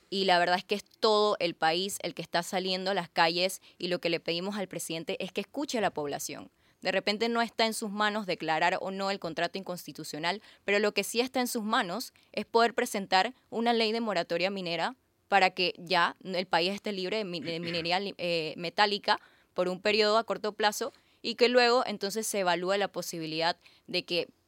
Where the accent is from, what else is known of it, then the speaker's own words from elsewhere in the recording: Panama; Y bueno, estamos uniéndonos para que todos eh, como panameños estemos unidos hacia la presidencia protestando en contra del contrato minero.